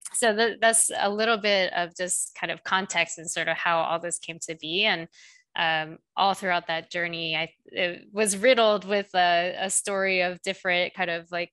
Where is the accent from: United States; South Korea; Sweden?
South Korea; moved away; I'm actually originally from South Korea